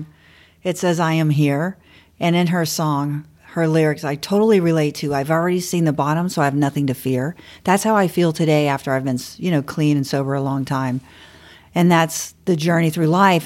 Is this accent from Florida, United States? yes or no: yes; Bradenton, Florida, United States; also born or lived in Miami / Fort Lauderdale / St. Petersburg / Clearwater; I was born and raised in Bradenton, Florida, on the West Coast